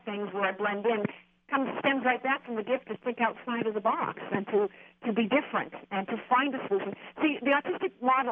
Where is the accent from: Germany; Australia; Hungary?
Germany; moved away; I grew up in Germany. I mean, I'm born in Germany. I grew up in Germany.